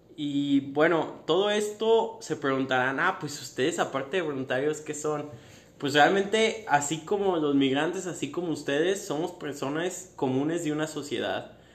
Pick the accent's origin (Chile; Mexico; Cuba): Mexico; Guadalajara, Jalisco; Yo vengo de Guadalajara